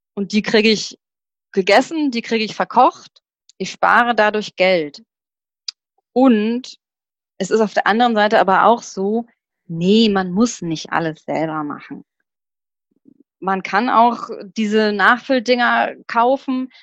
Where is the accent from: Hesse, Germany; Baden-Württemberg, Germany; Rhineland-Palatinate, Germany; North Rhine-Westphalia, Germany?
Hesse, Germany; Rodgau; ich komme aus dem Rottgau, ich weiß nicht, ob die Leute das kennen, das ist hm, das ist südlich von Offenbach